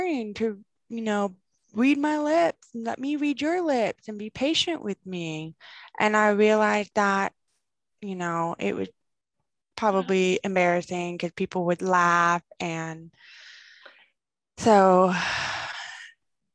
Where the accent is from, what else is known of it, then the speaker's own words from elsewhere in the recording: Bowling Green, Kentucky, United States; now in Knoxville, United States; I'm from Kentucky. Bowling Rig, Kentucky. And I grew up there